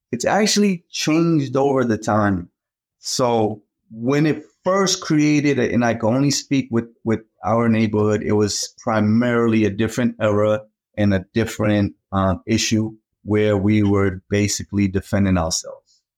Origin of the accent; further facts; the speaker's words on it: Boston, Massachusetts, United States; also born or lived in Cape Verde; I grew up in Boston, came over from the Cape Verde Islands